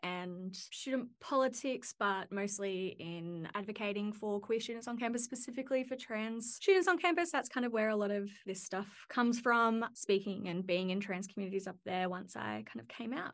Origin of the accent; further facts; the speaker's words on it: Central Coast, New South Wales, Australia; also born or lived in Newcastle, New South Wales; I grew up in on the Central Coast of New South Wales